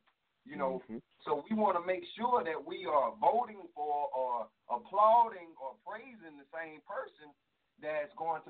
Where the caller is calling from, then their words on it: South Carolina, United States; I'm calling from South Carolina.